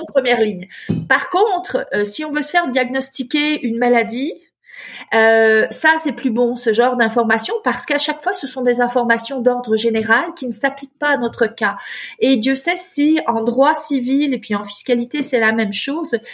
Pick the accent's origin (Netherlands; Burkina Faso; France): France; moved away as an adult; also born or lived in Chicago, United States; now in Quebec, Canada; je suis euh, née en France